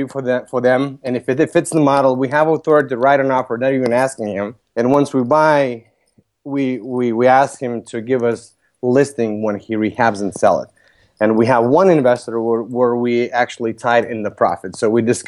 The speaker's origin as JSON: {"language": "English", "country": "Lithuania", "also_born_or_lived": "Vilnius, Lithuania", "moved": "as an adult", "lives_now": "Chicago, United States", "said": "Originally, I'm from Lithuania. I came to U.S. when I was 21. I transferred from Vilnius University to UIC"}